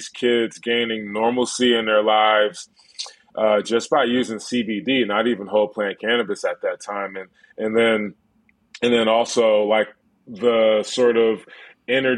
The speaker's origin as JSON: {"language": "English", "town": "Plainfield", "region": "New Jersey", "country": "United States", "tie": "born or raised there", "said": "I grew up in Plainfield, New Jersey, in a place where everybody around me was arrested for cannabis"}